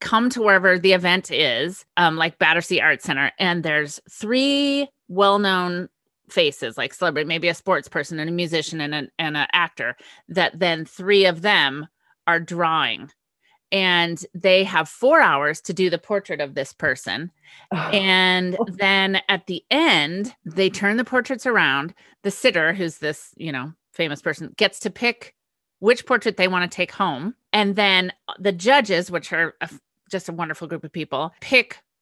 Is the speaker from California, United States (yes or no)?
yes; California, United States; also born or lived in England; growing up in California